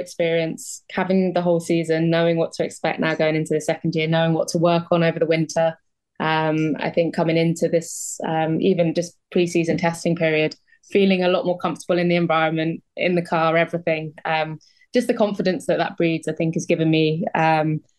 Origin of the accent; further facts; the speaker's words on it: United Kingdom; Being British